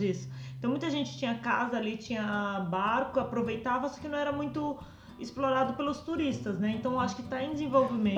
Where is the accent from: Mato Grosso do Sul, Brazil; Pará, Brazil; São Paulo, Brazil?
Mato Grosso do Sul, Brazil; moved away; como eu cresci no Mato Grosso do Sul